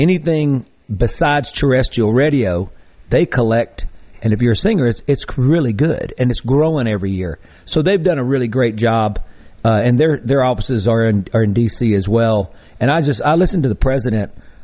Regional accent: Greenville, Mississippi, United States; I did grow up in Greenville, and many generations back

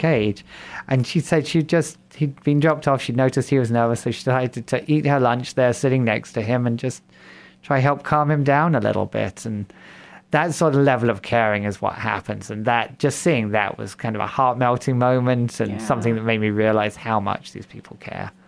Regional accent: England, United Kingdom; moved away as an adult; also born or lived in Fargo, North Dakota / Moorhead, Minnesota; now in Sioux Falls, United States; I'm from England originally. That's where the funny accent

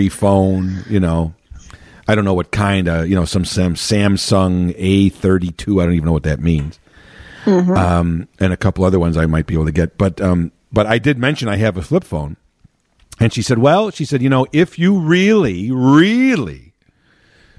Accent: Chicago, Illinois, United States; I grew up in Chicago proper

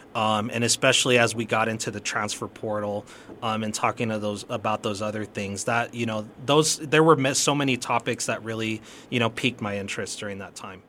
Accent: El Paso, Texas, United States; I've been, uh, born and raised in El Paso

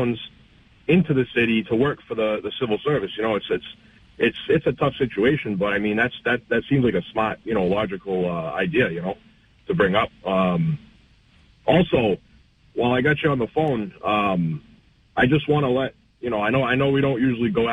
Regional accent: New Bedford, Massachusetts, United States; also born or lived in New York; now in Fairhaven, United States; I grew up in New Bedford my whole life.

